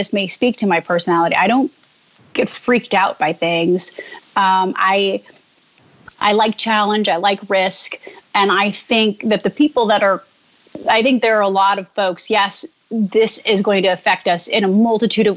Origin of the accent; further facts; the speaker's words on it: Jackson, Michigan, United States; moved away as an adult; also born or lived in Dayton, Ohio / Cincinnati, Ohio / Chicago; now in New York, United States; I, grew up in a small town in Jackson, Michigan